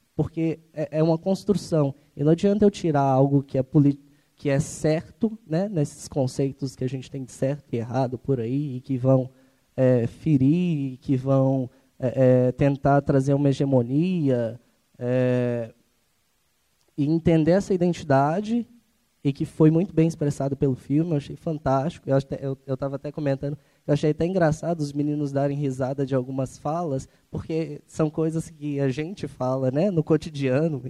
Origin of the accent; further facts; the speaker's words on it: Ribeirão das Neves, Minas Gerais, Brazil; eu também sou de Ribeirão das Neves